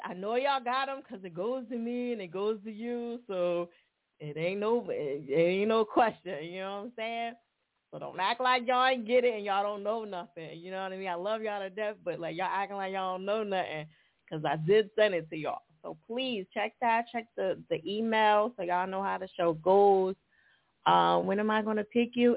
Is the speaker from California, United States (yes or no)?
no; New Jersey, United States; moved away; I'm originally from Jersey.